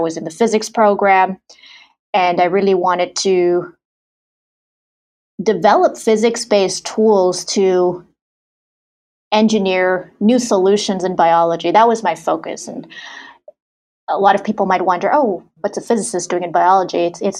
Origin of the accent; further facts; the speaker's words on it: Germany; also born or lived in Saudi Arabia / Sri Lanka; I was born in Saudi Arabia, grew up in Germany, went to high school in Sri Lanka.